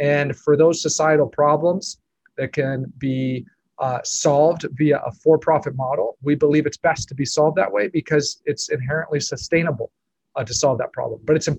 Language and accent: English; Lima, Peru; moved away as an adult; now in United States; I grew up in Peru, Lima, where my parents are social workers and originally moved down as missionaries back in the 80s. I graduated high school from Peru